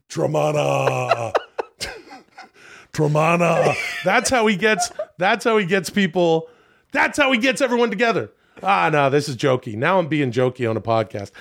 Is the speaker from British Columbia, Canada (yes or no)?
yes; Ladner, British Columbia, Canada; moved away; my hometown of Ladner